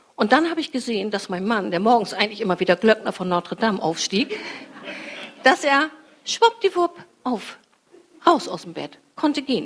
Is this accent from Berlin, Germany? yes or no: no; Fischerhude, Lower Saxony, Germany; ich bin als Teenie in meinem Heimatort Fischerhude spazieren gegangen